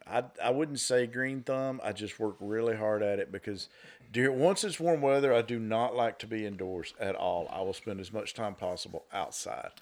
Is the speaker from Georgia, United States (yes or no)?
yes; Northwest Georgia, United States; born and raised in Northwest Georgia